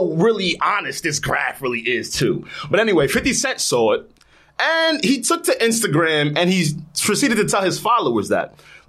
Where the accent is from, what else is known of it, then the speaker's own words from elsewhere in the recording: East Coast, United States; I am from the East Coast.